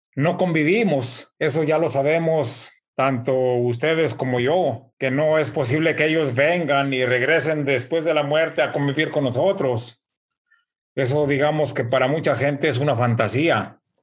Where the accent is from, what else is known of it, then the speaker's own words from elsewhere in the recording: Mexico; now in United States; nosotros en México